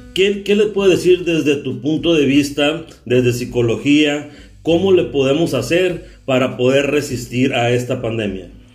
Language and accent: Spanish; Carbó, Sonora, Mexico; oriundo también de donde yo también soy de Carbozo Sonora